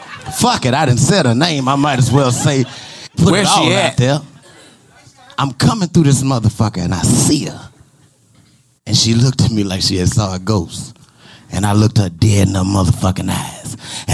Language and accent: English; Chicago, Illinois, United States; I'm from Chicago, bitch. I know all about finessing.